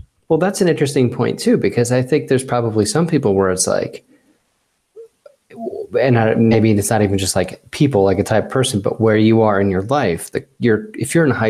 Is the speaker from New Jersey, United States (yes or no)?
yes; New Jersey, United States; I grew up in New Jersey.